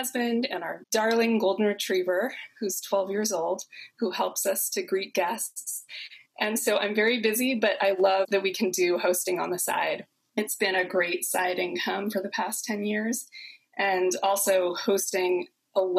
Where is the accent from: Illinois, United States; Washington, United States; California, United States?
California, United States; Southern; also born or lived in San Francisco, United States; now in Oakland, United States; I'm here in Oakland, California, and I'm from Southern California originally